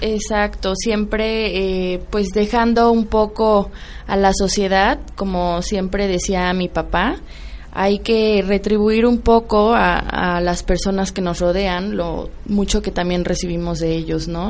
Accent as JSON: {"language": "Spanish", "country": "Mexico", "said": "como mexicanos"}